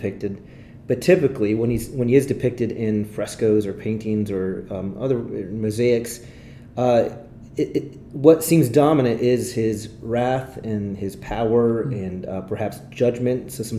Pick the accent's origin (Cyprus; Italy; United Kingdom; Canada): Italy; English is a second language; I grew up overseas, and I think if you listen to episode 3 or 4, you'd get more of my bio, but I grew up in Italy. My parents were missionaries there